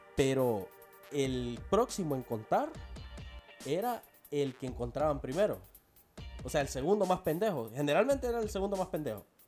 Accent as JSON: {"language": "Spanish", "country": "El Salvador", "moved": "yes", "lives_now": "San Pedro Sula, Honduras"}